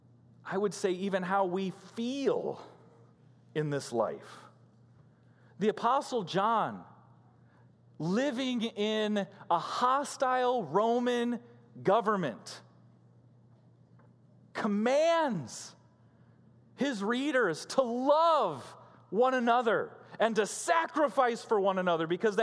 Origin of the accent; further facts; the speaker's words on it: Illinois, United States; moved away; Growing up in Illinois